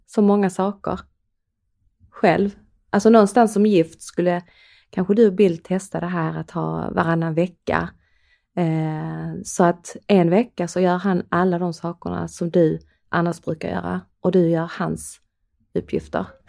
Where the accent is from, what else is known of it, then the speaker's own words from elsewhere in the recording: Skåne, Sweden; accent: Skånska; både du och jag bor ju i Höganäs i yeah. Skåne. Yeah. Eh, och vi har ju en skå, vi pratar ju skånska.